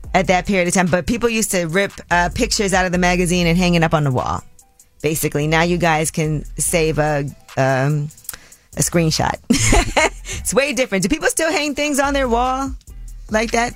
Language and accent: English; New York City, New York, United States; a young girl growing up in Brooklyn